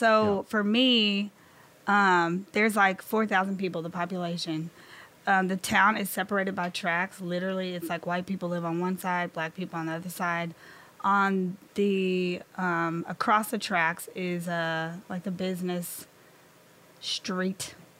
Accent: Malden, Missouri, United States; moved away as an adult; now in St. Louis, United States; I am from the Boot Hill of Missouri.

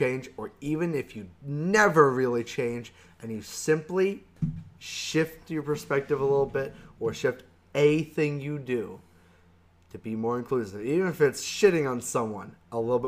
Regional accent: the South, United States; I was raised in the South with an identity that was very unique to someone in the South.

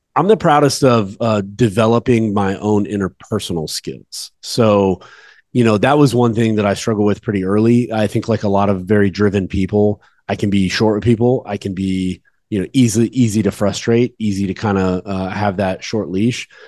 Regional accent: Dallas-Fort Worth area, Texas, United States; I'm from the Dallas Fort Worth area

